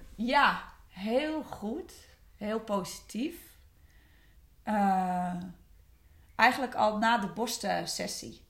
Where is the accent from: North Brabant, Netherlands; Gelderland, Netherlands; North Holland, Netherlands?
North Holland, Netherlands; West Friesland; Ik kom uit West-Friesland.